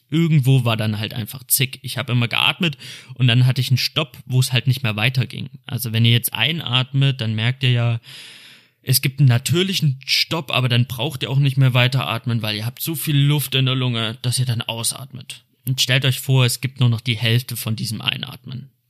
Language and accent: German; Cologne, North Rhine-Westphalia, Germany; Ich komme aus Köln